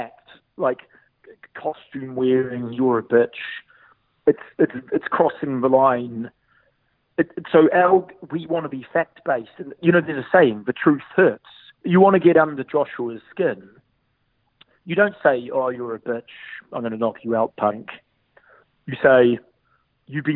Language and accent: English; New Zealand; we're from New Zealand